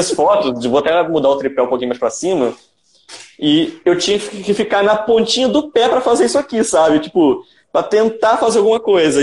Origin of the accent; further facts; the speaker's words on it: Campos dos Goytacazes, Rio de Janeiro, Brazil; eu sou de Campos dos Goitacazes, né, Rio de Janeiro